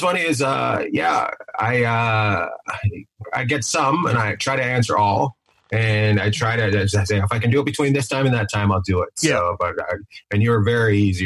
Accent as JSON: {"language": "English", "town": "Terrace", "region": "British Columbia", "country": "Canada", "tie": "born or raised there", "said": "I grew up in Canada. I grew up in uh, northern British Columbia, a place called Terrace, BC"}